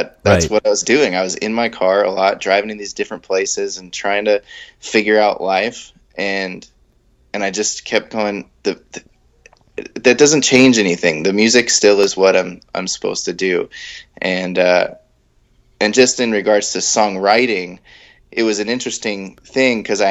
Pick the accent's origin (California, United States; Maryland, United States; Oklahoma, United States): California, United States; San Diego; moved away as an adult; also born or lived in near San Francisco/Sacramento, California; now in near Sacramento, United States; I'm from San Diego. So I'm originally from San Diego